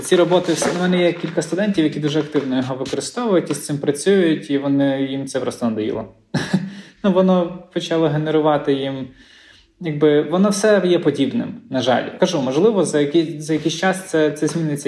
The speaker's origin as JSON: {"language": "Ukrainian", "town": "Lviv", "region": "Lviv Oblast", "country": "Ukraine", "moved": "yes", "lives_now": "Gdańsk, Poland", "said": "я зі Львова походжу"}